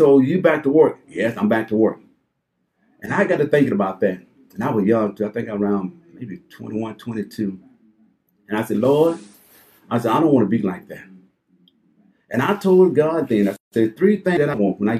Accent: Mississippi, United States; moved away as an adult; also born or lived in Indianapolis; I was born and raised in Mississippi on a plantation.

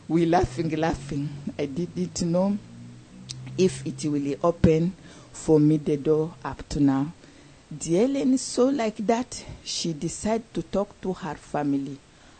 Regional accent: DR Congo; moved away as an adult; now in Indianapolis, United States; I'm from Congo, DRC Congo in Africa

